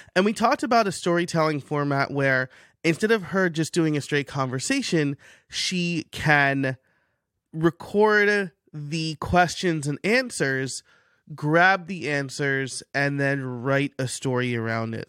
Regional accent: New York, United States; I'm from New York, so, like, we're just very candid and direct

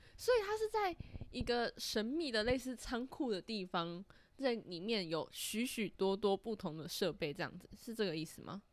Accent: Taiwan; 我们台湾人感觉就比较少

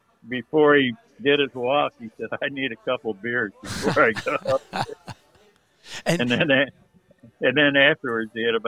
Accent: Cincinnati, Ohio, United States; moved away as an adult; also born or lived in Philadelphia; I grew up in Cincinnati, Ohio

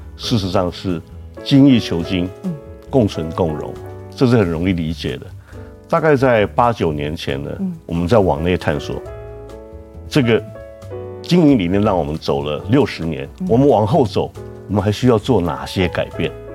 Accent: Tainan, Taiwan; also born or lived in United States; 我是一个从小在台南长大的台南囡仔

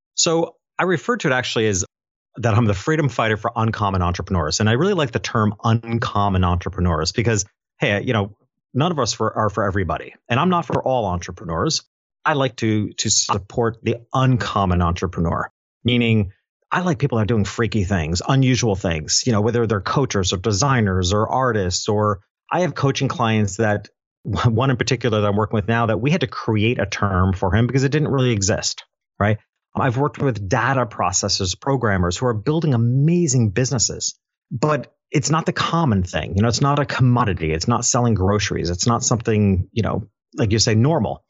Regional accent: Dutchess County, New York, United States; back in my hometown, which is a little town, upstate New York.

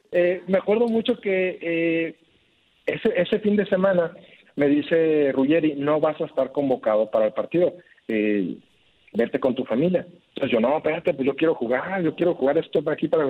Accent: Guadalajara, Jalisco, Mexico; also born or lived in Monterrey; now in Saltillo, Mexico; Yo soy de Guadalajara

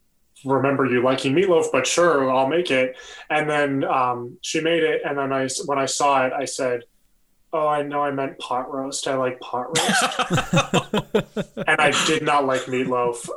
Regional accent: about an hour from Detroit, Ontario, Canada; moved away; I grew up about an hour from Detroit.

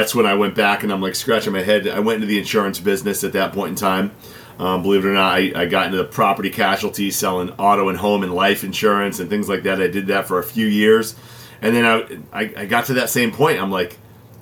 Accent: Connecticut, United States; I was born and raised here in Connecticut

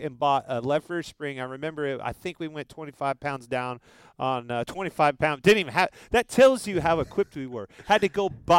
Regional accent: Kansas, United States; I'm from Kansas

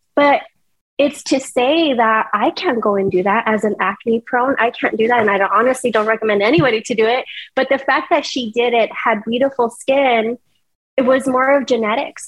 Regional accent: El Paso, Texas, United States; moved away as an adult; now in Houston, United States; I'm not originally from Houston. I come from El Paso

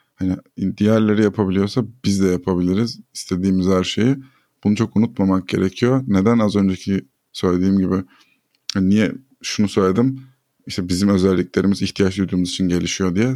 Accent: Turkey; ben bir Türkiye vatandaşıyım

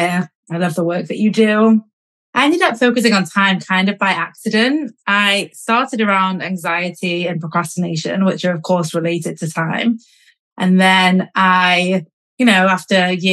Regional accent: Manchester, North West England, United Kingdom; moved away as an adult; also born or lived in London; I grew up in Manchester, but I studied in London and I worked in London.

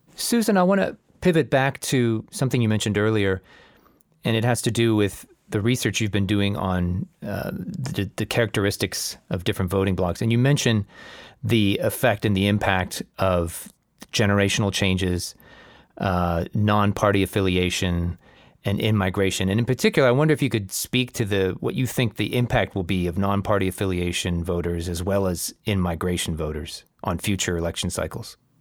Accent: Florida, United States; Growing up in Florida, growing up as a Hispanic

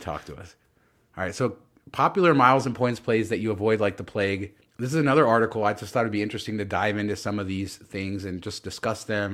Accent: Southern California, United States; I grew up in Southern California where the beaches were always packed with people.

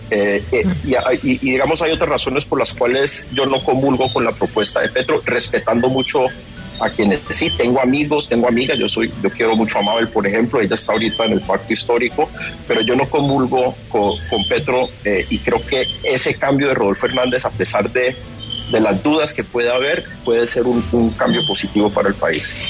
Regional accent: Cali, Valle del Cauca, Colombia; yo soy de Cali, yo, me, lancé a la alcaldía de Cali

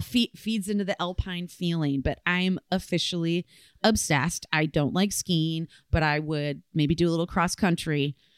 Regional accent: Michigan, United States; where and how I grew up in Michigan

